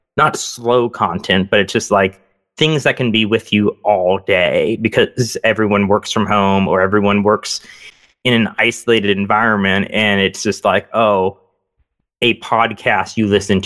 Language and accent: English; North Texas, United States; Growing up in North Texas, and my parents grew up, my mom grew up in Hillsboro, Ohio, and my dad grew up in Findlay